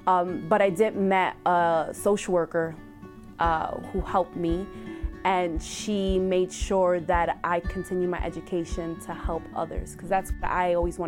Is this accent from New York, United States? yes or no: yes; New York City, New York, United States; Born and raised in the Bronx, I did experience hardship, living under poverty